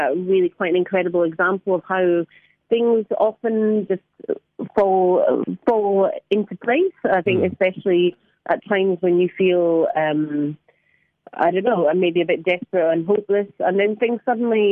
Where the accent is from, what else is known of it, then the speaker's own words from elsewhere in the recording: Scotland, United Kingdom; now in London, United Kingdom; I'm from Scotland. I do live in London, but I am from Scotland.